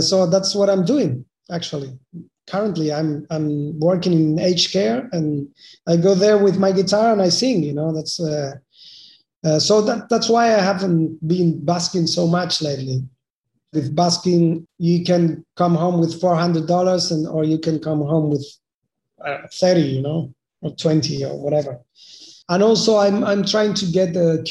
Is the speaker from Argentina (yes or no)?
yes; Argentina; moved away as an adult; now in Melbourne, Australia; I'm from Argentina